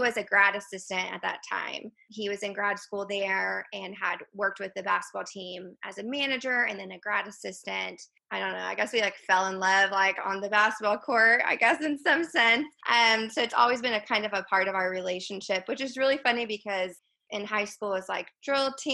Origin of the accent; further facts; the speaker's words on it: McKinney, Texas, United States; moved away as an adult; also born or lived in Houston, Texas; now in Nacogdoches, United States; I am originally from McKinney, Texas, so kind of like North Texas